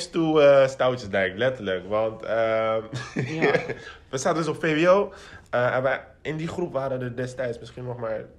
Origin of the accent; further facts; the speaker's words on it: Spijkenisse, South Holland, Netherlands; ik kom uit Spijkenis, ik zat op de ring Putten.